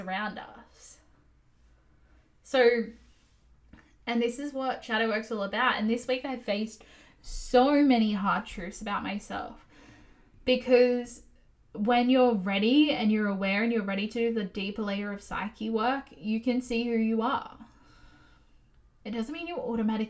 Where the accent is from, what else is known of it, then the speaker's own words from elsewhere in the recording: Australia; as an Aussie